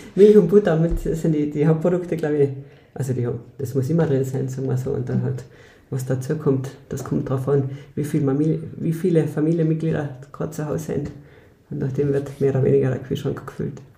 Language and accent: German; Mölltal, Upper Carinthia, Austria; moved away as an adult; ich bin eine gebürtige, gebürtige Oberkärntnerin. Also ich komme aus Benkin Mölltal.